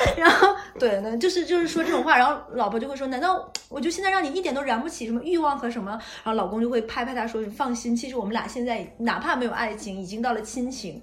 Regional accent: Northeast China, China; moved away; 可以直接说出我的家乡哈尔滨

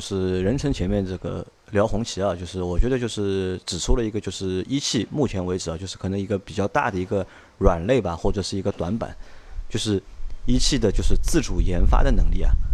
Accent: southern China, China; 我是南方人

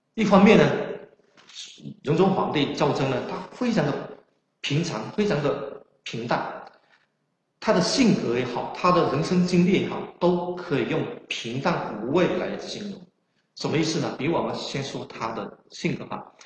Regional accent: Guangdong, China; accent: Chaoshan; 我的口音呢是有浓烈的，呃，非常浓厚的这种南方口音，更准确地说是潮汕口音，因为我是潮汕人

